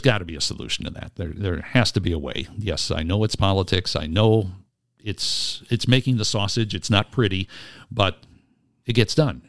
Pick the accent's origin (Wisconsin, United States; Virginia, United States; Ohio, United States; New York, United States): Wisconsin, United States; Wisconsin Rapids; now in Oshkosh, United States; where I was raised in Wisconsin Rapids